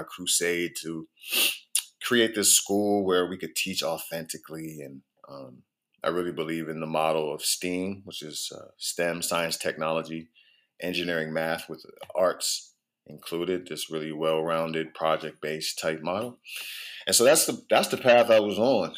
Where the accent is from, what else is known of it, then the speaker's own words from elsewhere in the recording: Prince George's County, Maryland, United States; also born or lived in Baltimore, Maryland; I am a native of the DMV. I was born in Baltimore, but I grew up in Prince George's County